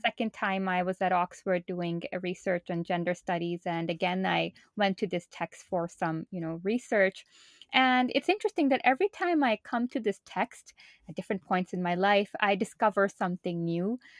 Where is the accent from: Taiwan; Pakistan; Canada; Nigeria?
Pakistan; moved away as an adult; now in United States; I'm originally from Pakistan and moved to the United States for college back in two thousand two.